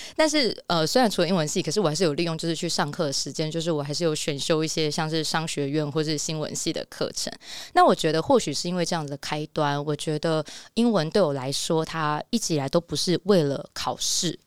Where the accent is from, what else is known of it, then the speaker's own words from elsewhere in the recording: Taiwan; also born or lived in United States; 后来因为台湾工作的关系，再加上我想要 ，呃，很多陪陪我的家人，所以我就回台湾了